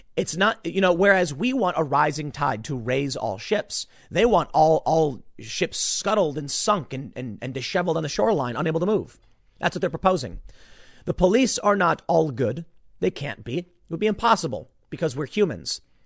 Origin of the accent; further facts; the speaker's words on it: Chicago, Illinois, United States; I grew up on the south side of Chicago